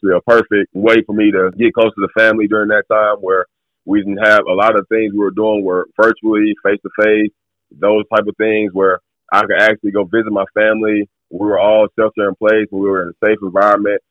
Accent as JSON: {"language": "English", "town": "Wetumpka", "region": "Alabama", "country": "United States", "tie": "born or raised there", "said": "I grew up in Alabama, pretty much raised in Alabama as well. A little town right outside of Montgomery called Wetumpka"}